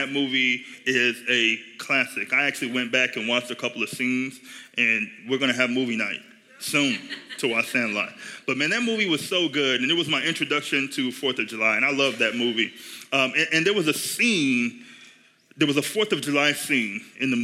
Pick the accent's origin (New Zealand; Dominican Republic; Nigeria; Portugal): Nigeria; now in United States; I grew up in Nigeria